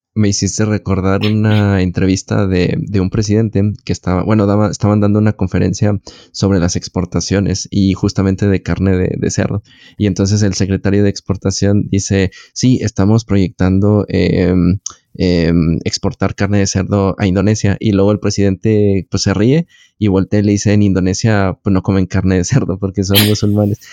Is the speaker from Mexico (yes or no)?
yes; Mexico; a mí, que soy de aquí